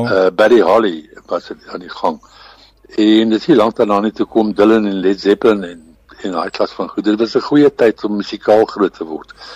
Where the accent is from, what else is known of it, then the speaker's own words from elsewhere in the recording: Kroonstad, Free State, South Africa; moved away; also born or lived in Middelburg, Eastern Cape / Transvaal; Groot geword in die, in die Vrystad